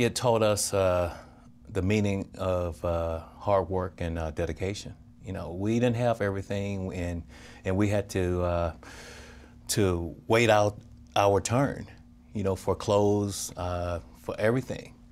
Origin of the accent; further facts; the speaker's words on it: Crawford, Mississippi, United States; growing up in Crawford, Mississippi, it's just like all family